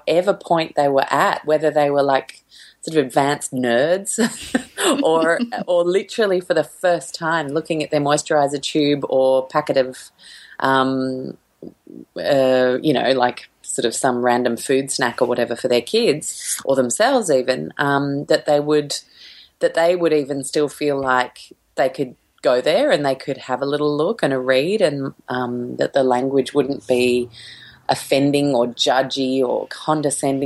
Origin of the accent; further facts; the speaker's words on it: Sydney, New South Wales, Australia; I grew up in Sydney